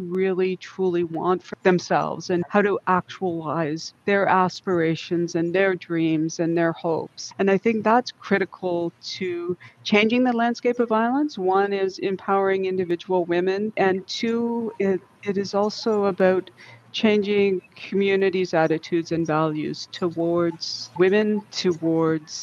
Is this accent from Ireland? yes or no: no; Simcoe County, Georgian Bay, Ontario, Canada; moved away as an adult; also born or lived in Lethbridge, Alberta / Northwest Territories; come back to my home, which is Simcoe County, which is Georgian Bay